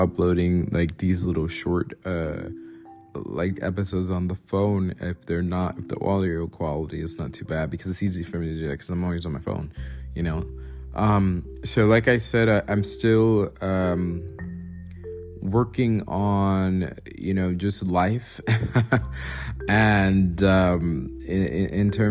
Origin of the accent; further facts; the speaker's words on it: New York, United States; growing up in New York, we often heard a language that was described as Creole